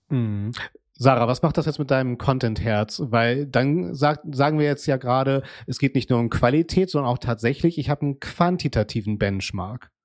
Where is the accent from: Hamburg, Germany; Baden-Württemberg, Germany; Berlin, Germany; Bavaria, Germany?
Hamburg, Germany; in meiner Heimatstadt Hamburg